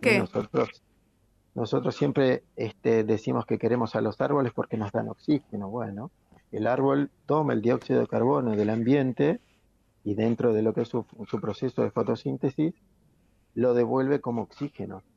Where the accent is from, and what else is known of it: Argentina